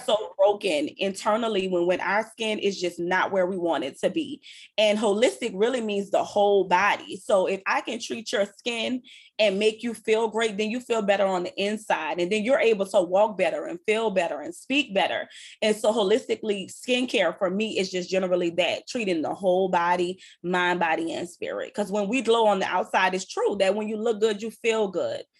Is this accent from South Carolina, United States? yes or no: no; New Orleans, Louisiana, United States; I'm from uptown. I'm from New Orleans